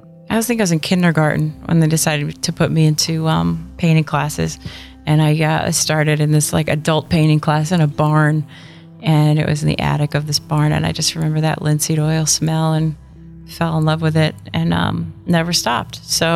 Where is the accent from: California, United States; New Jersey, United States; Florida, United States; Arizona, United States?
New Jersey, United States; I grew up in New Jersey. I'm the youngest of eight.